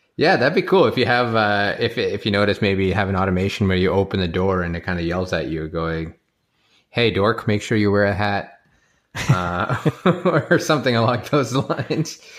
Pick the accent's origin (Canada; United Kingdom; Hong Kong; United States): Canada; as a Canadian